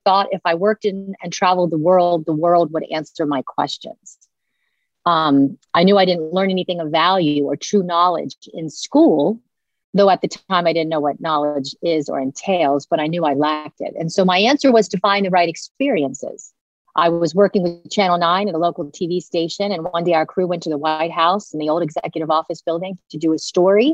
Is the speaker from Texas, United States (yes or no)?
no; Washington, District of Columbia, United States; I was born in Washington, D.C., heavily influenced by the media there